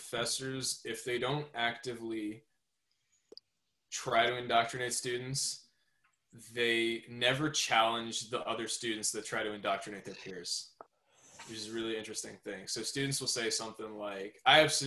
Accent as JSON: {"language": "English", "region": "Southern New York", "country": "United States", "said": "So I'm from Southern New York. I live a little bit around the New York City area"}